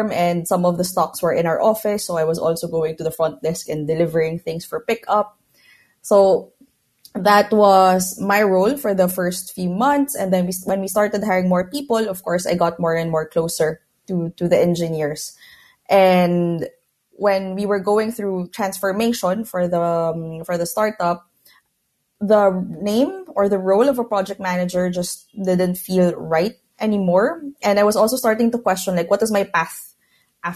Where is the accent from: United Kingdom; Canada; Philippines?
Philippines; moved away as an adult; now in Barcelona, Spain; I'm originally from Philippines, but now I'm based in Barcelona. I moved here about 8 years ago.